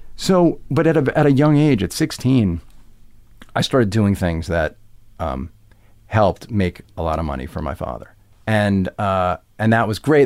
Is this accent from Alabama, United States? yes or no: no; Roslyn, New York, United States; also born or lived in Westbury, New York; I grew up first in Westbury and then in a town called Roslyn